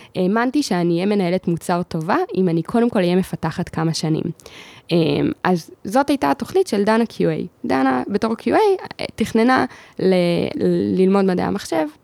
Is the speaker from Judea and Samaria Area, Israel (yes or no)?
no; Ra'anana, Central District, Israel; גדלתי ברעננה